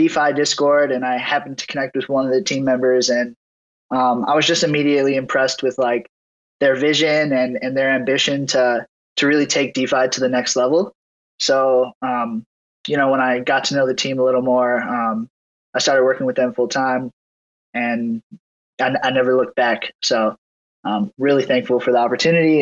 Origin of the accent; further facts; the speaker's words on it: Wisconsin, United States; I'm also from Wisconsin